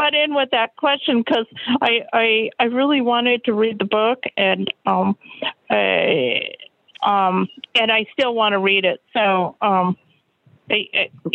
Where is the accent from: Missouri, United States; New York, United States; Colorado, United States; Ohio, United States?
Colorado, United States; I'm from Colorado